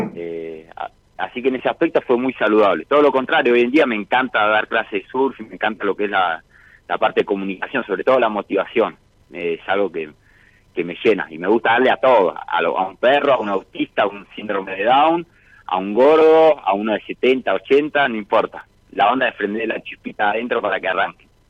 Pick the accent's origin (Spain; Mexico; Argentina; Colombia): Argentina; Miramar, Buenos Aires Province; also born or lived in Rosario del Tala, Entre Ríos; Nací en Rosario del Tala, me adoptaron cuando tenía dos años y medio, y ahí me fui a vivir a Miramar con mis padres adoptivos.